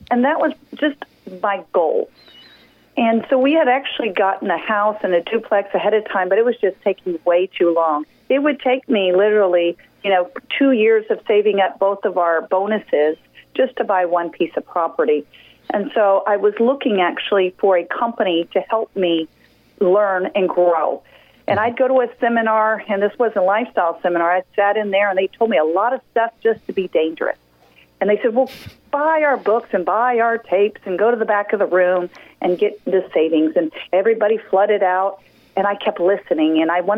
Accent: San Antonio, Texas, United States; also born or lived in Houston; Well, I was born in Houston, Texas, and moved around a little bit. And, you know, in high school, we settled down in San Antonio, Texas.

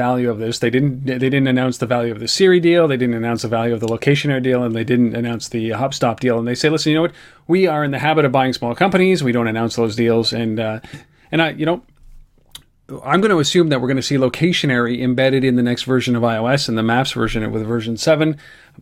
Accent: Canada; as a Canadian

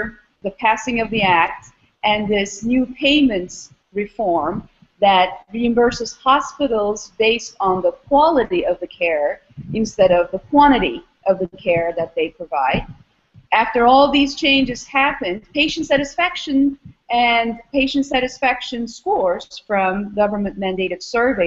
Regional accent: Istanbul, Turkey; moved away as an adult; also born or lived in Austin, Texas / Albany, New York; now in Philadelphia, United States; I am originally from Istanbul, Turkey.

